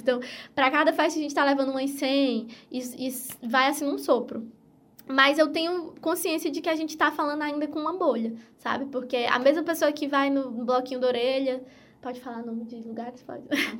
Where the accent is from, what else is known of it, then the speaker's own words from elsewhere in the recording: Piauí, Brazil; eu sou do Piauí